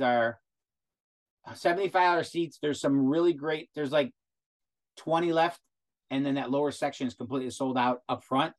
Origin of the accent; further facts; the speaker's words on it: Independence, Ohio, United States; my hometown